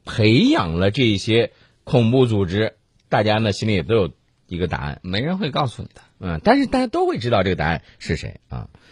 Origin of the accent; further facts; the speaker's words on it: China; 我们中国人最讲究的就是人心的向背。